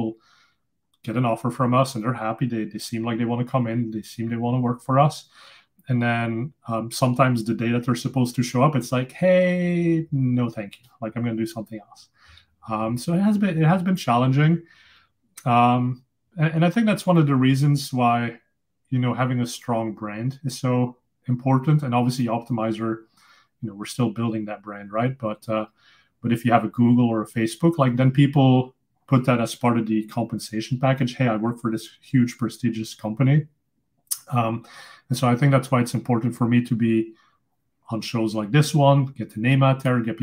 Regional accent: Flanders, Belgium; first language Dutch; English is a second language; moved away; also born or lived in Silicon Valley; I'm originally from Belgium, so I speak Dutch. That's my native language.

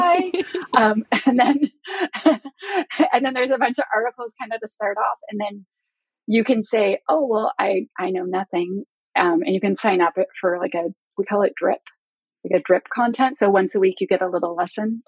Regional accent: Canada; I'm Canadian

